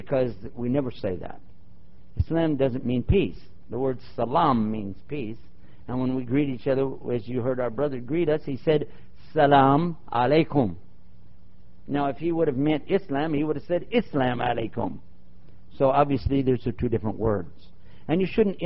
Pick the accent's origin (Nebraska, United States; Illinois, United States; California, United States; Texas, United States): Texas, United States; I'm from Texas